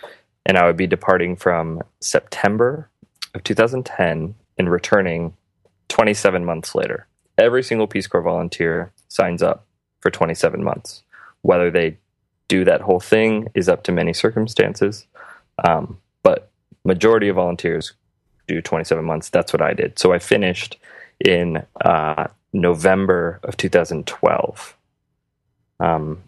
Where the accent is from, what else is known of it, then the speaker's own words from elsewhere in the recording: Phoenix, Arizona, United States; also born or lived in Morocco; I grew up in Phoenix.